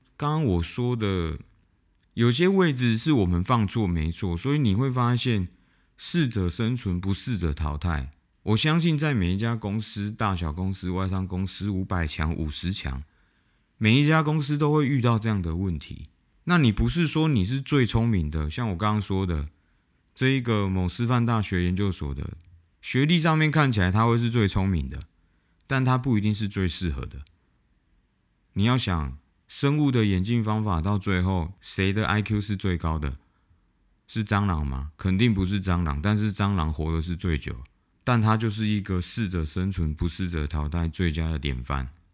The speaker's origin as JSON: {"language": "Chinese", "country": "Taiwan", "said": "我们台湾人"}